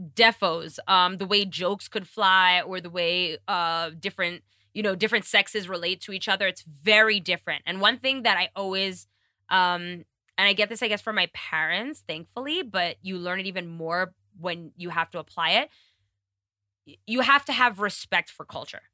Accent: New York City, New York, United States; moved away; also born or lived in Kenya; being a New Yorker.

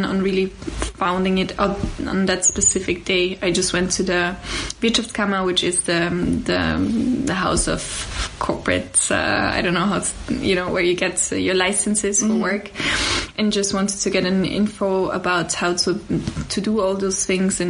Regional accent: Austria; also born or lived in Lower Austria / Poland (family); now in Vienna, Austria; I grew up in actually first in Lower Austria

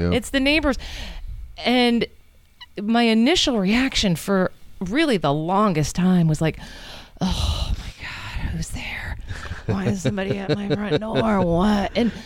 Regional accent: United States; moved away as an adult; now in Guatemala; we're from the States

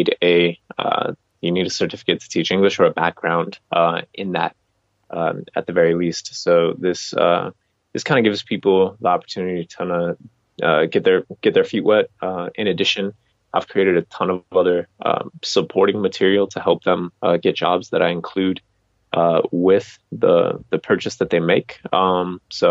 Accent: Colorado, United States; moved away as an adult; I'm from Colorado, and I was still living in Colorado for a few years afterwards

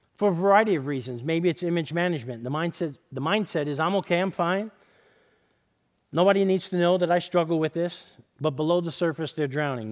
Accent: New York City, New York, United States; now in Southern California, United States; I grew up in East Harlem in, in New York City

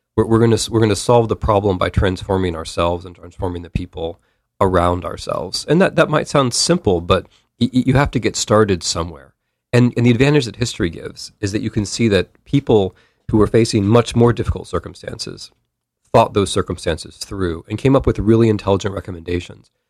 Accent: United States; I'm an American

